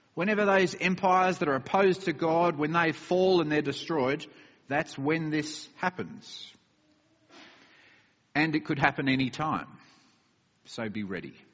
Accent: Australia; moved away; my home country of Australia

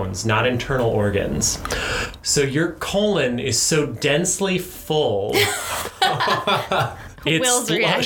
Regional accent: Montana, United States; I grew up in Montana.

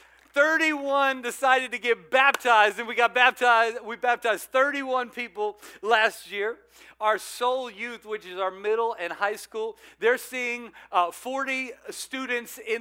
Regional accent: South Louisiana, United States; moved away; I'm from South Louisiana

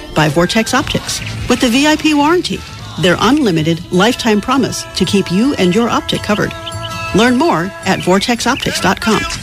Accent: Belmont, Massachusetts, United States; moved away; I grew up in Massachusetts in Belmont

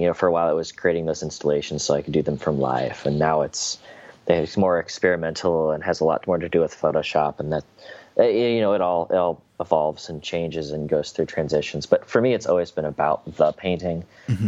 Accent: Indianapolis, Indiana, United States; I'm from Indianapolis, sort of like uh, it's it's not rural by any means, but I'm sort of on the outskirts of the city a little bit

